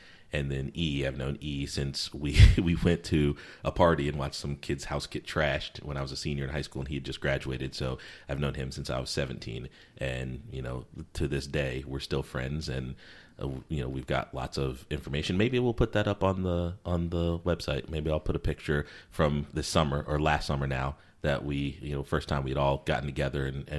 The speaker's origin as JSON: {"language": "English", "region": "Connecticut", "country": "United States", "tie": "born or raised there", "also_born_or_lived": "South Carolina / Virginia / Alabama", "said": "I'd say that I grew up in Connecticut because primarily that's where I spent most of my time, but I moved around a bunch. So I could also say I lived in and grew up in South Carolina or Virginia or even Alabama at first to a certain degree"}